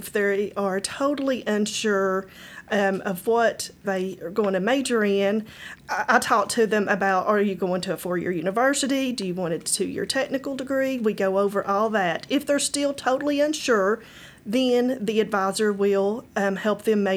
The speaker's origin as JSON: {"language": "English", "town": "Erwin", "region": "Tennessee", "country": "United States", "tie": "born or raised there", "said": "I grew up in Irwin"}